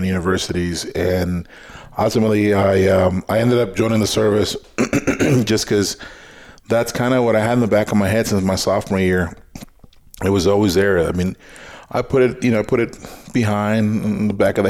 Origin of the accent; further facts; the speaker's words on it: South Texas, United States; moved away; Growing up in South Texas, where it's hot and humid